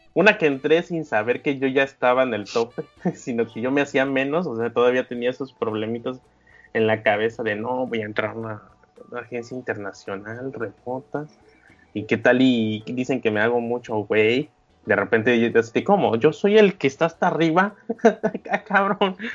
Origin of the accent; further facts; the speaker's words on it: Mexico